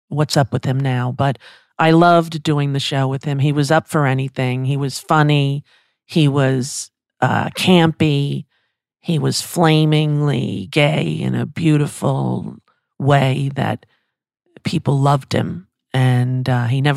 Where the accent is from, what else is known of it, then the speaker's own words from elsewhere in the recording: Long Island, New York, United States; a kid from Long Island with access to Broadway and an hour train